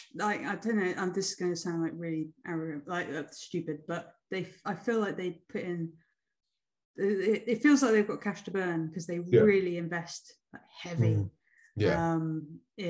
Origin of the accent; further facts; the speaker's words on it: West Sussex, South East England, United Kingdom; moved away as an adult; also born or lived in Huddersfield; I went to school in West Sussex, and then I moved up to Huddersfield for uni.